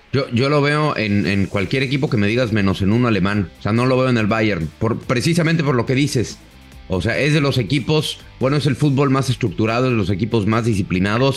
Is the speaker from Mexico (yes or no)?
yes; Mexico; tanto como periodista mexicano